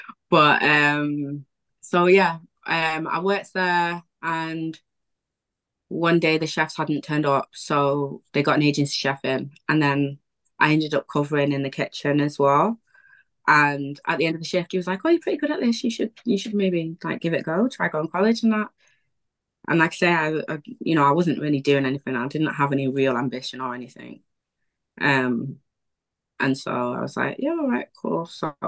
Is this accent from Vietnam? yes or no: no; Wivenhoe, East of England, United Kingdom; flat in Prestwich, and I hadn't even considered Prestwich as like somewhere to live or whatever, because I was from Wivenham.